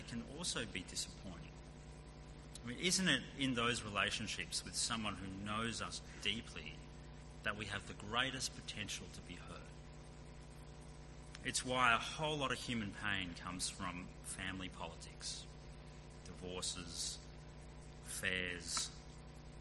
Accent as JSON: {"language": "English", "town": "Sydney", "region": "New South Wales", "country": "Australia", "tie": "born or raised there", "moved": "as an adult", "lives_now": "Perth, Australia", "said": "We left behind our home, the car we sold before we moved, the little joy of driving down roads and streets that we grew up in, a knowledge of the city that had been our whole lives"}